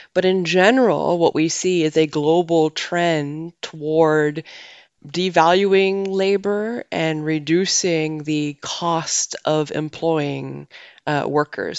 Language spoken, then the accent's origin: English; Canada; moved away as an adult; now in Netherlands; I'm from Canada originally, but I have lived and, and worked in many countries around the world before moving to the Netherlands.